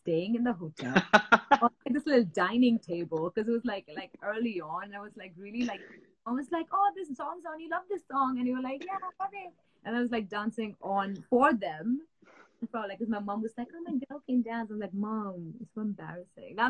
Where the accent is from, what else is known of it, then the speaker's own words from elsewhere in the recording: Matheran, Maharashtra, India; moved away as an adult; also born or lived in Mumbai, India; now in United Kingdom; I grew up in Mathiran, which is like a small like hill station in India